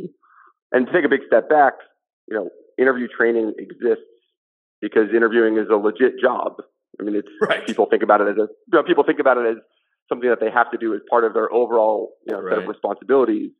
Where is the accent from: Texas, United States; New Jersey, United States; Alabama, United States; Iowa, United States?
New Jersey, United States; Montclair; I was, yeah, born and raised here